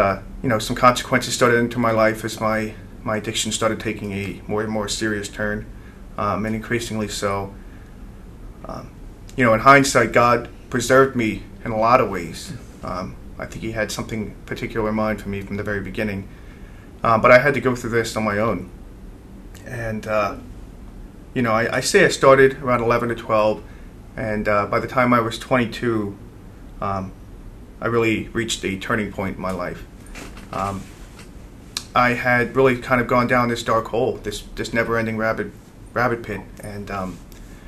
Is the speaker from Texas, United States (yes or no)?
no; Oxford, Pennsylvania, United States; I am from Sacred Heart Parish in Oxford, PA